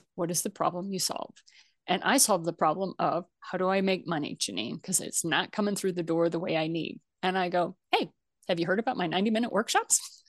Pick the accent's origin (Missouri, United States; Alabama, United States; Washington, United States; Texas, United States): Missouri, United States; moved away; I'm originally from Missouri. That's where my family came, comes from